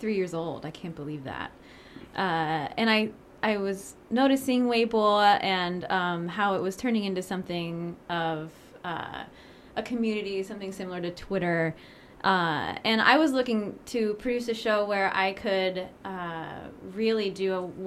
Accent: Ohio, United States; I'm from Ohio

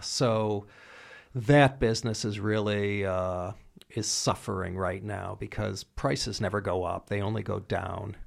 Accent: United States; I'm an American

